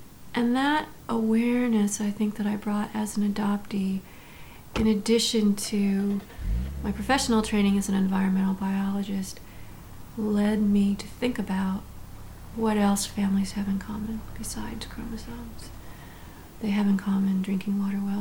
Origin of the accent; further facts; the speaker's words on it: Illinois, United States; my home state of Illinois.